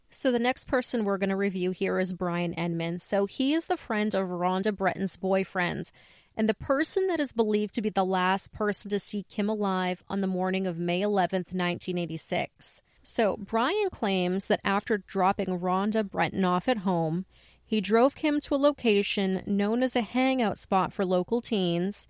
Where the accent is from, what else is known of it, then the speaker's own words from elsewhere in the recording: Lisbon, Maine, United States; I grew up in Lisbon, which is another mill town to the south